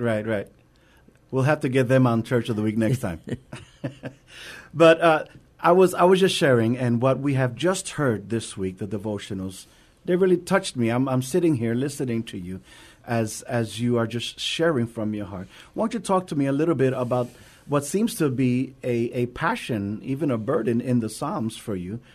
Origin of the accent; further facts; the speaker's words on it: New York, United States; now in San Antonio, United States; I am originally from New York